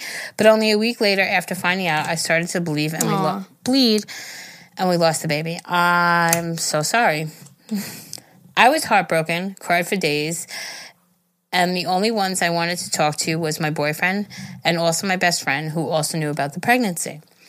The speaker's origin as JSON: {"language": "English", "country": "Denmark", "second_language": "English", "said": "I'm 22, and I'm from Denmark."}